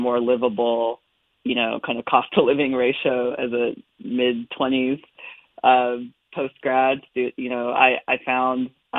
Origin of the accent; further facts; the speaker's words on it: California, United States; moved away as an adult; also born or lived in Atlanta; I was born and raised in California, where I lived throughout the state, all regions, northern, central, and southern.